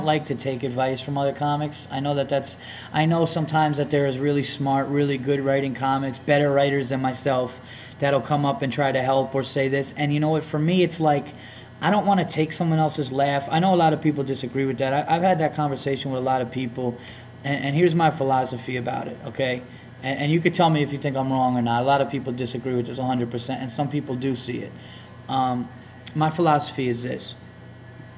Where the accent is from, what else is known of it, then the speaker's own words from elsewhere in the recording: the North, United States; I'm a Yankee from the North